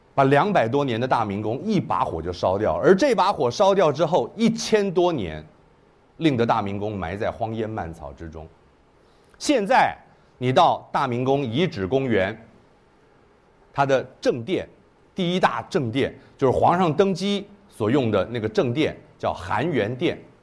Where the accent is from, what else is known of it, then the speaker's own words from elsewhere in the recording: Kaohsiung, Taiwan; 我虽然在台湾出生，一九六四年在台，台，高雄出生的